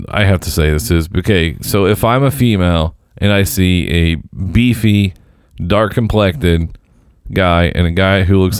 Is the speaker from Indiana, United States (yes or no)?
yes; Indianapolis, Indiana, United States; I know I'm from Indy